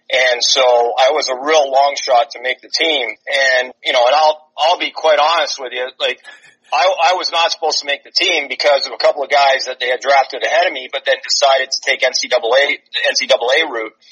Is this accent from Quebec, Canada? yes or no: no; Toronto, Ontario, Canada; moved away as an adult; we growing up in Toronto, everybody played hockey